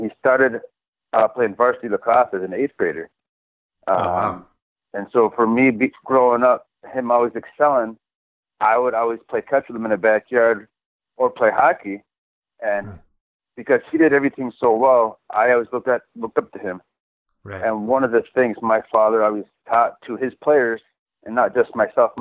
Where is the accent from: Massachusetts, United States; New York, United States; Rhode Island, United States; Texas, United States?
New York, United States; Onondaga Nation; I grew up in the Onondaga Nation